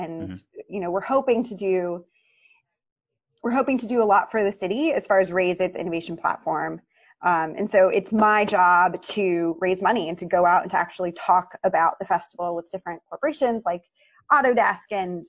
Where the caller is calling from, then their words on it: Boston, Massachusetts, United States; I am calling you from my lovely backyard in Jamaica Plain, which is part of Boston, Massachusetts.